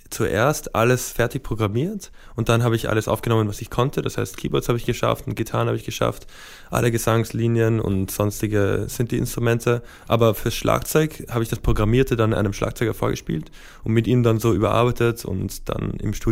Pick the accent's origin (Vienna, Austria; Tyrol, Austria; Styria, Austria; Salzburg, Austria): Vienna, Austria; Also ich bin in Wien aufgewachsen, zwar auf der amerikanischen Schule, das heißt so in einer kulturellen Seifenblase so in der Art.